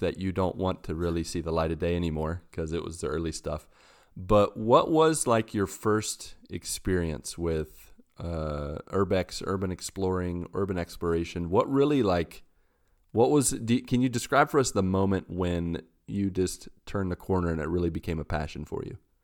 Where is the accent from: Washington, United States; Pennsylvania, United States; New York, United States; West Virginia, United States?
West Virginia, United States; I'm from West Virginia in the U S